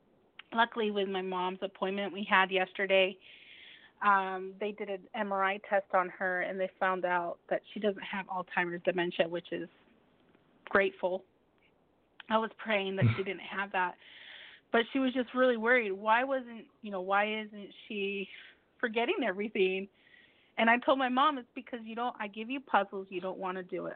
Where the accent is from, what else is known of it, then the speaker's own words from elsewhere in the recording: United States; also born or lived in Mexico; Even though I am Mexican American, but I do eat, I eat the foods here in the United States